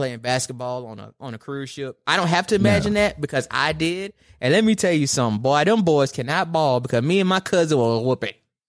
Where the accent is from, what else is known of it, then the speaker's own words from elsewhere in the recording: Gulf Coast, United States; I'm from the Gulf Coast